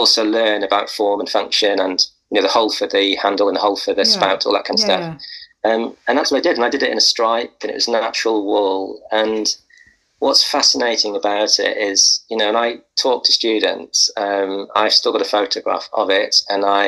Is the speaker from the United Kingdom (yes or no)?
yes; Wales, United Kingdom; moved away; I came from Wales